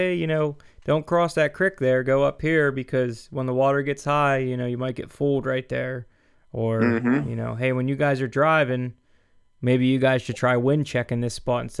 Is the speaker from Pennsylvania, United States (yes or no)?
yes; Pennsylvania, United States; I was raised in Pennsylvania and I lived in Pennsylvania all my life and everything, but we've been hunting Ohio since I've been, you know, was young